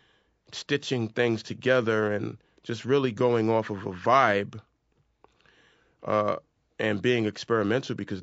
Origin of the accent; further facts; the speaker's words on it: New York City, New York, United States; we're both from South Jamaica, Queens. We grew up and around a lot of violence